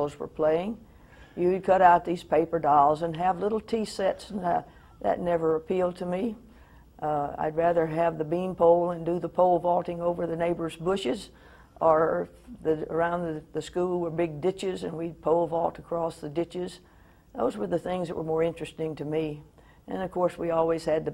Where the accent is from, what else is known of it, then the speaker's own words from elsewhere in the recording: Prichard, Alabama, United States; I was born in Pritchard, Alabama, May the 26th, 1932